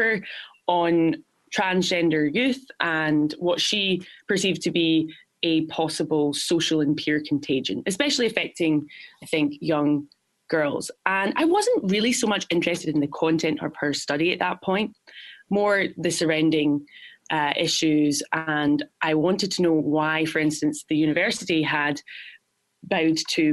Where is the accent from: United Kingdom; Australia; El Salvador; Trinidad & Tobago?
United Kingdom; Glasgow, Scotland; now in New York, United States; I'm from Glasgow, Scotland.